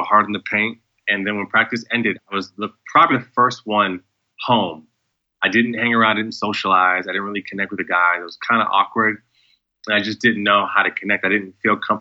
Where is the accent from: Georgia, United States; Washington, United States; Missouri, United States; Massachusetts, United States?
Massachusetts, United States; central; moved away as an adult; now in Los Angeles, United States; I was born on the East Coast in central Massachusetts